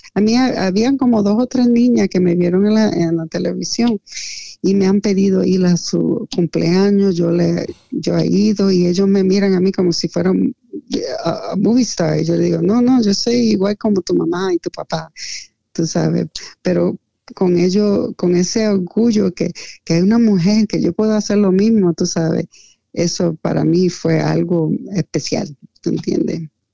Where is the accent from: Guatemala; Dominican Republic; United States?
United States; Lancaster, Pennsylvania; also born or lived in New York / Puerto Rico; mi infancia, cuando nosotros tuvimos que salir de Nueva York por una emergencia um, de vida o muerte, nosotros llegamos a Lancaster